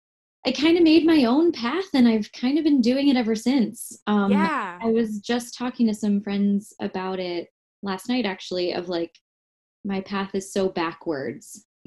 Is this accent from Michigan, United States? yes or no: yes; Michigan, United States; moved away; also born or lived in Washington Heights, New York / New Jersey; I'm from Michigan originally. Uh-huh. So the Mitten State.